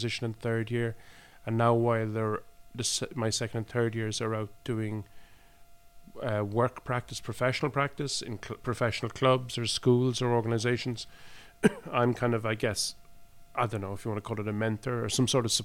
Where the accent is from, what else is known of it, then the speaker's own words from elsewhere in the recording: Ireland; also born or lived in Cork; now in Oslo, Norway; we come from Ireland